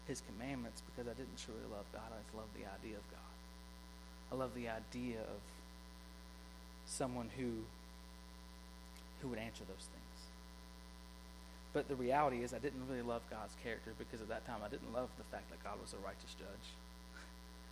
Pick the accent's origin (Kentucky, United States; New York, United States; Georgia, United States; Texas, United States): Georgia, United States; South; I grew up in a high school in South Georgia